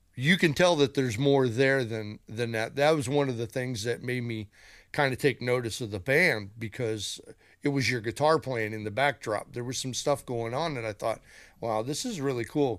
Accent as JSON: {"language": "English", "town": "Chicago", "region": "Illinois", "country": "United States", "said": "I'm from Chicago"}